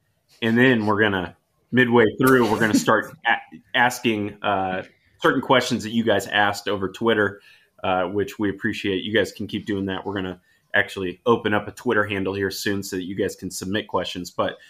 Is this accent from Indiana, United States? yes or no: yes; Indianapolis, Indiana, United States; Coming at I'm straight from Indianapolis.